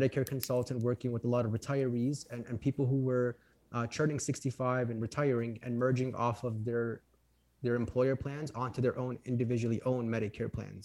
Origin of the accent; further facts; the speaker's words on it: Chicago, Illinois, United States; I am from Chicago, Illinois. Um, born and raised here, lived here my whole life